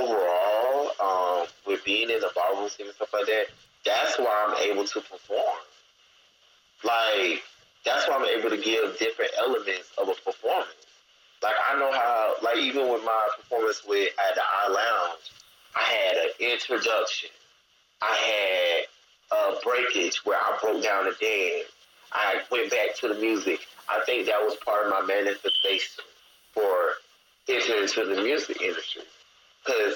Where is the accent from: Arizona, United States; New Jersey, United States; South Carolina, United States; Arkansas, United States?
South Carolina, United States; Gaston; also born or lived in Columbia, South Carolina; Actually, Gaston, South Carolina.